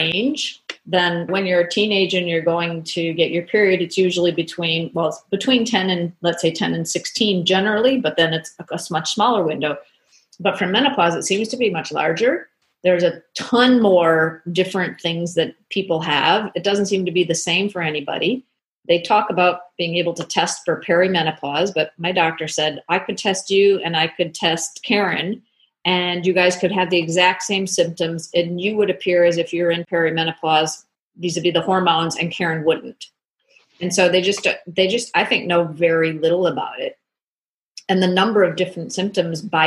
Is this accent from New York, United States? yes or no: no; Minnesota, United States; moved away as an adult; also born or lived in Boston / Chicago / Florida; now in Australia; I grew up in the States. I grew up in Minnesota.